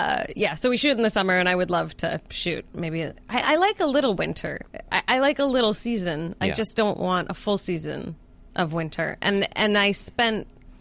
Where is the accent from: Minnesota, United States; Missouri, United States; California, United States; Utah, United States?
California, United States; San Francisco; San Francisco.